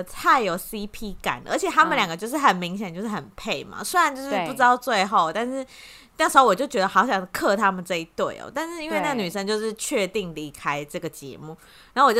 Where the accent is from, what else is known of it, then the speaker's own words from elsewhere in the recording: Taiwan; 比较像我们台湾人